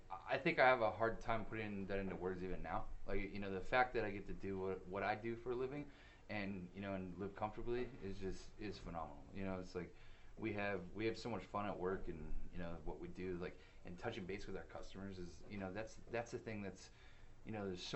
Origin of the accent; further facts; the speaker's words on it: California, United States; Orange County.